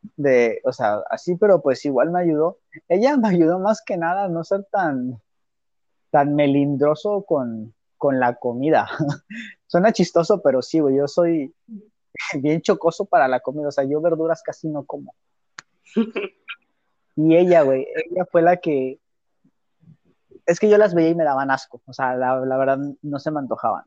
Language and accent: Spanish; Mexico; nosotros siendo mexicanos